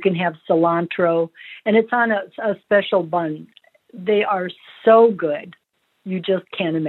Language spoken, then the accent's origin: English; Midwest, United States; now in Tucson, United States; Being born and raised in the Midwest, where you had your average hot dogs, when I moved to Tucson